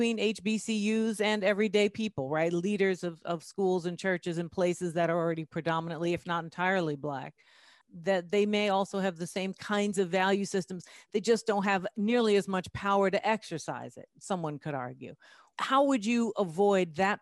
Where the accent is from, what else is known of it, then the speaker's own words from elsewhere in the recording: New York City, New York, United States; I'm from the Bronx